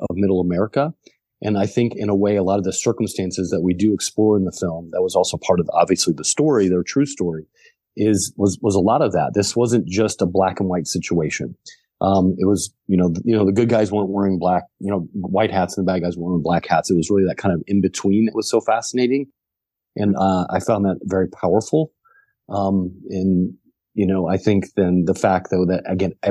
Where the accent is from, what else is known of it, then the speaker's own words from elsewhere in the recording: the Ozarks, United States; the same region of the country that I'm from the Ozarks